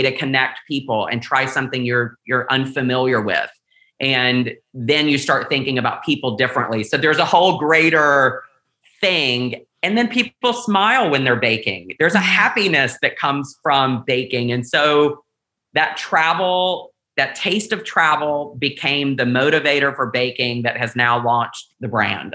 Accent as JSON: {"language": "English", "region": "the South", "country": "United States", "tie": "born or raised there", "said": "growing up in the South"}